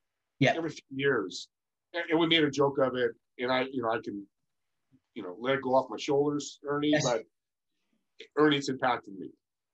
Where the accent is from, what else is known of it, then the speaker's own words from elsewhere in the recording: Northern California, United States; born and raised in Northern California